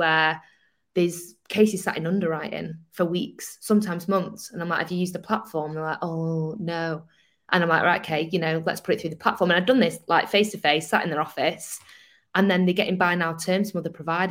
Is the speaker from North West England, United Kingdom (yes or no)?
yes; Manchester, North West England, United Kingdom; I'm Manchester